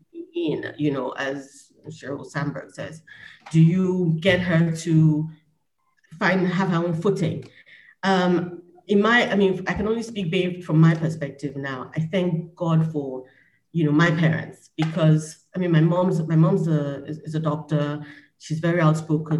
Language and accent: English; Nigeria; my perspective as a Nigerian